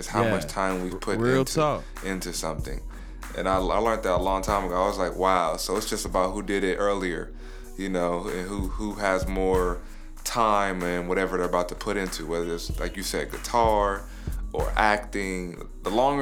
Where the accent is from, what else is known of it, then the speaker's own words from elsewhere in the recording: Los Angeles, California, United States; I'm originally from Leimert Park. That's where I really grew up at.